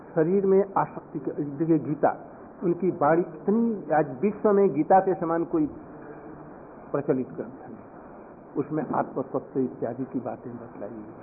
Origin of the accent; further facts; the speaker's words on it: India; दरिद्र भारत से नहीं आए हम लोग समृद्ध भारत से आए हैं